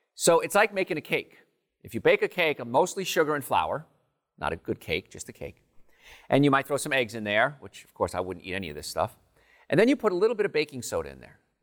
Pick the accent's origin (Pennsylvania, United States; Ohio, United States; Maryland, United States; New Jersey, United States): New Jersey, United States; I grew up in New Jersey, right in the meadowlands, swamps of Jersey